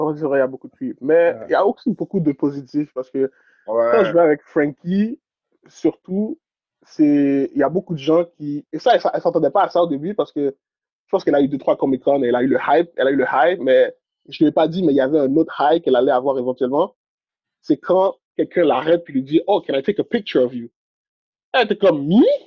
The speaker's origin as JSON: {"language": "French", "country": "Haiti", "tie": "born or raised there", "moved": "yes", "lives_now": "Canada", "said": "je suis né en Haïti"}